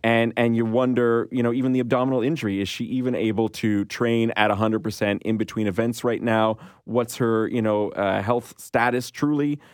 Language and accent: English; Canada; as a Canadian